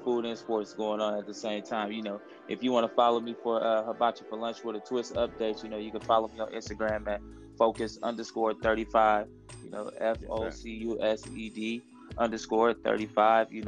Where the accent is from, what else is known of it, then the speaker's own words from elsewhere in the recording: Oakland, California, United States; growing up in Oakland, man, we you learn how to hustle, man, at a young age